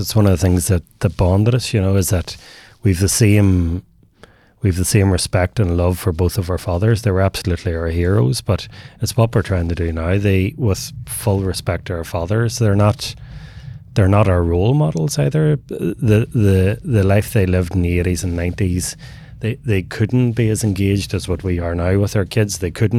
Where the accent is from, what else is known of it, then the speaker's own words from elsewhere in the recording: Northern Ireland, United Kingdom; growing up in the north of Ireland, and we grew up in the Troubles, and I grew up in the 80s and 90s, so at the tail end of the Troubles